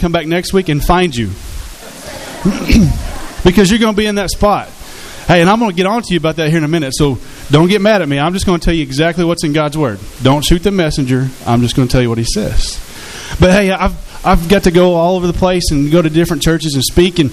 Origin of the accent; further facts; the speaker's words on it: Hot Springs, Arkansas, United States; I was born and raised here in Hot Springs